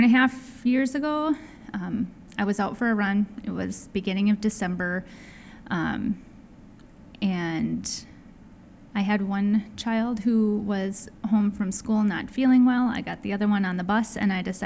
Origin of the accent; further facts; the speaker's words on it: Wisconsin, United States; moved away as an adult; I grew up in Wisconsin, followed a boy around the country, moved several times